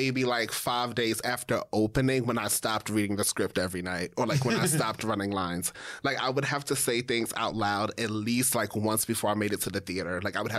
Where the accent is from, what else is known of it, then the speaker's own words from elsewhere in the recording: New York, United States; And it was like my first time working in New York because, I'm from New York.